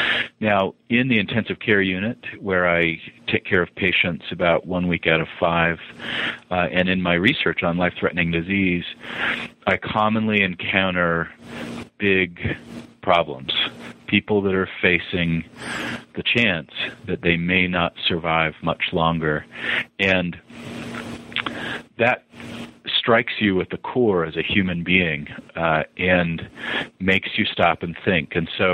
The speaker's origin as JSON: {"language": "English", "region": "Montana", "country": "United States", "tie": "born or raised there", "also_born_or_lived": "Utah / Boston", "said": "Well, I am a child of the Rockies. I was born in the South, but didn't last long there as my family moved to Montana. And then was an adolescent in Utah and then moved to Boston"}